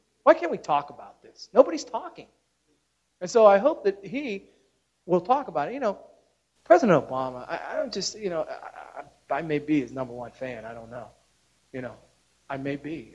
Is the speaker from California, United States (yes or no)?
no; Pittsburgh, Pennsylvania, United States; I'm from Pittsburgh